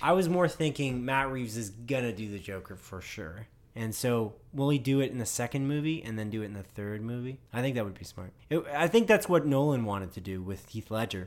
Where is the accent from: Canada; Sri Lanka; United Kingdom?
Canada; we're Canadian